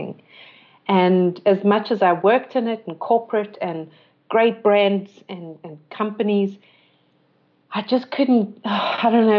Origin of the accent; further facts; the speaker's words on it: South Africa; moved away as an adult; also born or lived in London / Austria; growing up in South Africa